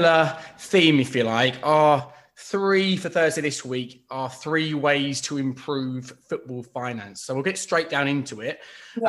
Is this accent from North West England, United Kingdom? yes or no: no; Bedford, East of England, United Kingdom; We're both from Bedford